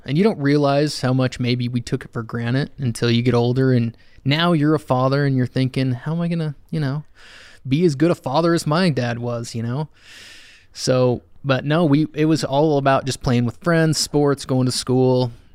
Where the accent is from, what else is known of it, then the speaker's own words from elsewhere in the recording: Alpine, Utah, United States; also born or lived in Spanish Fork, Utah / Salem, Utah / Orem, Utah; I grew up in Alpine for the majority.